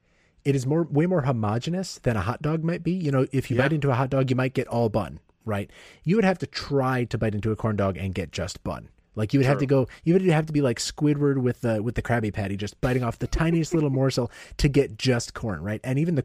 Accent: Ohio, United States; born there; also born or lived in Coldwater, Michigan; I was born in Ohio. I don't need to explain this. I moved around a lot as a kid, but one of the towns I spent the most time in as a kid was Coldwater, Michigan.

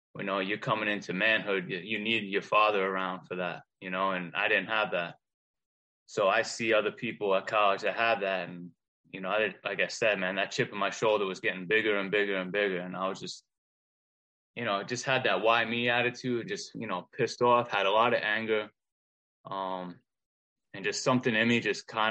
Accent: Long Island, New York, United States; I was born and raised on Long Island

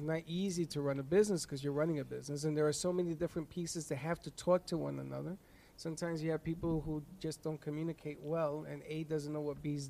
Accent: New York, United States; Charlotte, yes, I am a New Yorker.

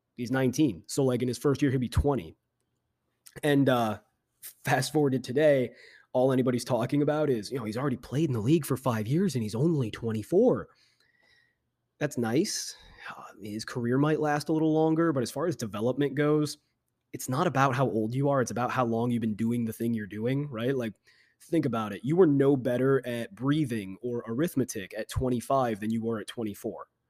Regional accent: Chicago, Illinois, United States; my hometown Chicago Bears

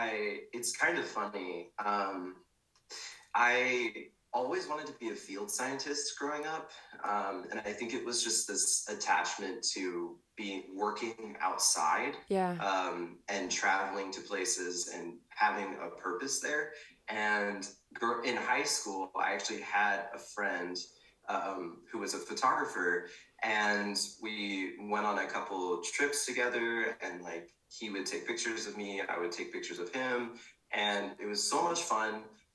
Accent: Pacific Northwest, United States; now in Austin, United States; I grew up in the Pacific Northwest, moved around quite a bit, and yeah, it's been a wild ride.

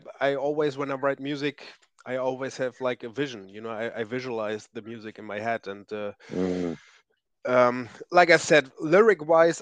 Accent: East Frisia, Lower Saxony, Germany; I'm from Northern Germany, and we have, to be clear, I'm from East Frisia

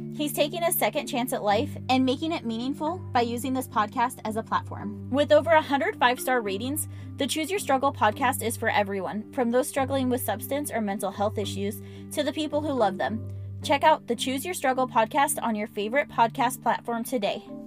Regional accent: Pacific Northwest, United States; I was born in the Pacific Northwest

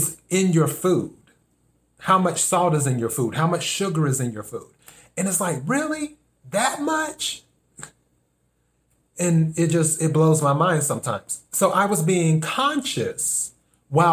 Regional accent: the South, United States; now in Los Angeles, United States; I'm originally from the South

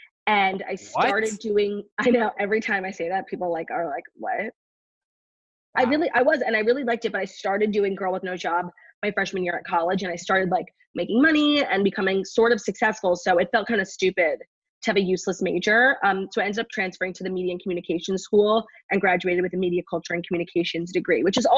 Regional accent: New York City, New York, United States; In New York, in the city. I went to college in the city, and now I live here. So I really never left.

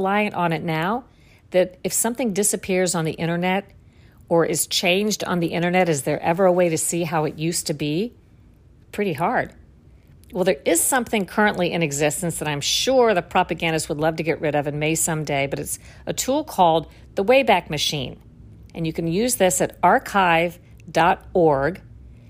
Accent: Florida, United States; I grew up in Florida, worked in the news business in Florida

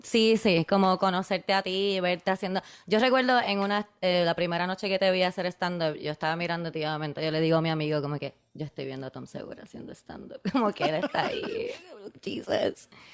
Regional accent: Puerto Rico; yo soy de Puerto Rico

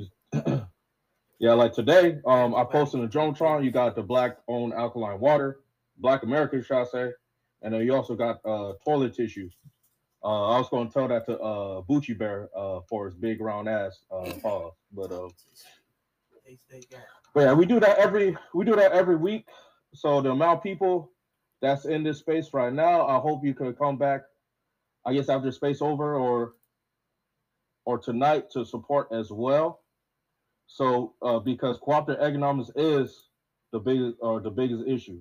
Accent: Las Vegas, Nevada, United States; also born or lived in Washington State; now in Washington, United States; I'm in Washington State, but I travel often. I'm originally from Las Vegas

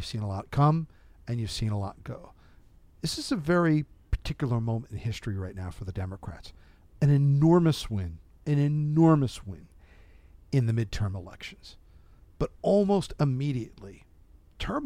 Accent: New Jersey, United States; moved away; I grew up in New Jersey

